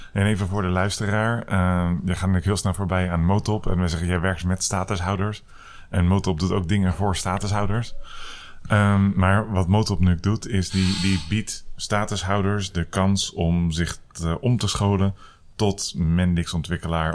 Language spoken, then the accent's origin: Dutch; Netherlands; wij als Nederlanders